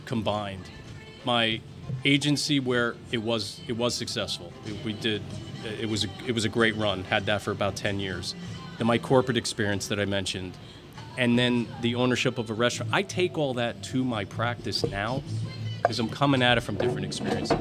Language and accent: English; New Jersey, United States; moved away as an adult; now in Charlotte, United States; Born and raised in Jersey.